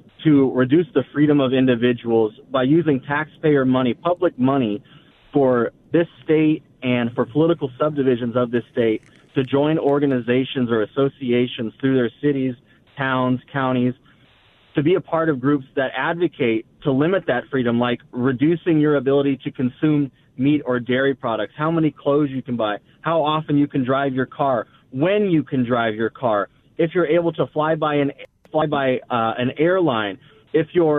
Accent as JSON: {"language": "English", "town": "Goodyear", "region": "Arizona", "country": "United States", "tie": "born or raised there", "said": "I'm a proud fifth-generation Arizona native. My family came to Arizona in 1908 on a covered wagon before statehood"}